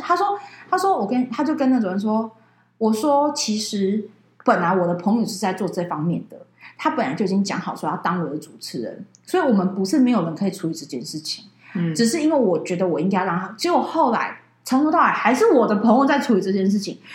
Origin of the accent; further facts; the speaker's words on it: Taipei, Taiwan; 因为我们是台北的人嘛，所以我们是包游览车下到台中去的